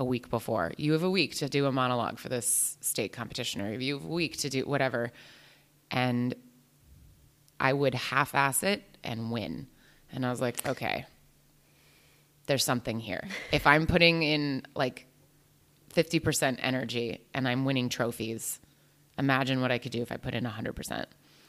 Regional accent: New Jersey, United States; I'm an actor. I'm from New Jersey.

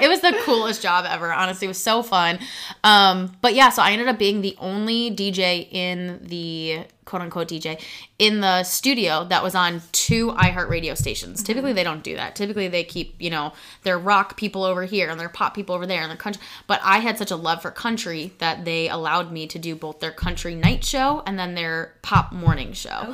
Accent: Chicago, Illinois, United States; i was in that entire i would say broadcast stage in chicago

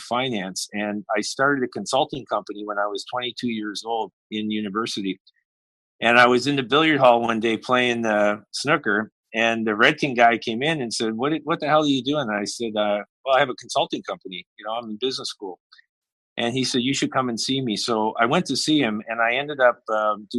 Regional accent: Halifax, Nova Scotia, Canada; I grew up in Halifax

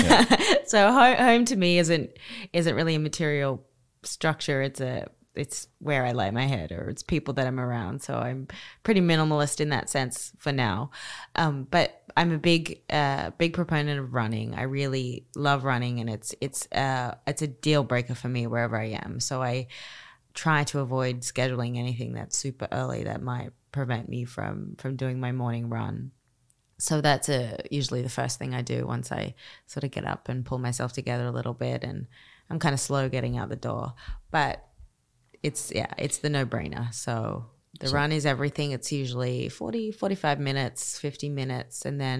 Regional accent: Australia; And I'm Australian, so I'm a hot weather girl. I like the ocean.

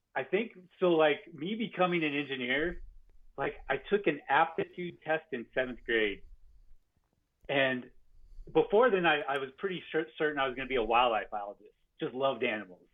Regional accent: Farmington, New Mexico, United States; born or raised there

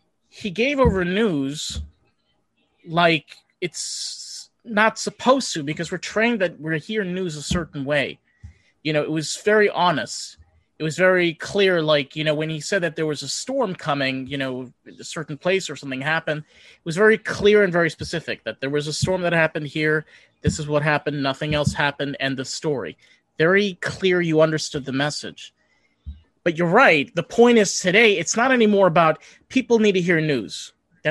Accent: New York City, New York, United States; I grew up in New York

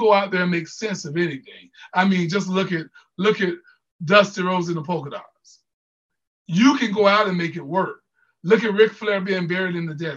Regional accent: Jacksonville, Florida, United States; I'm from Jacksonville.

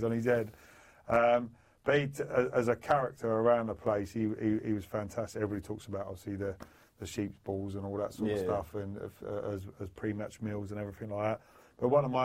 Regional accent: London, United Kingdom; I grew up in London, Bethnal Green, like East London.

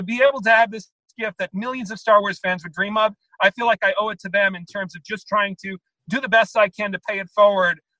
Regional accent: New York, United States; I'm from New York, I'm a Met fan

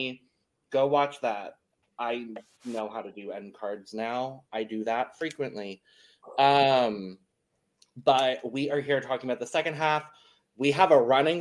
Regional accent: United States; The American

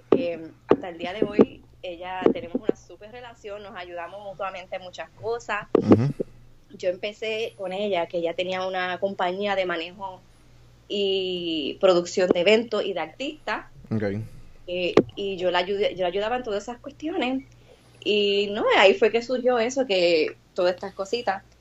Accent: New York, United States; now in Puerto Rico; En New York.

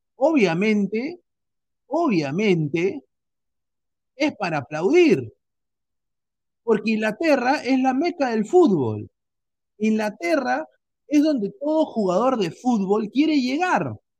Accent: Peru; nosotros somos peruanos

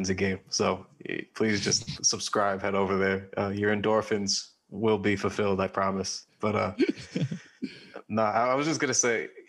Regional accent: New York, United States; We are from New York

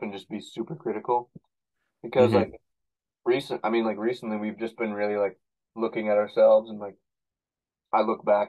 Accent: Canada; I'm a Canadian.

